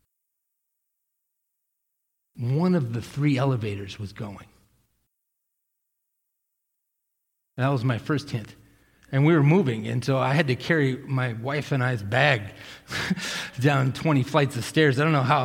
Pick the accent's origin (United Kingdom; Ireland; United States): United States; Millis, Massachusetts; I grew up in Millis, Massachusetts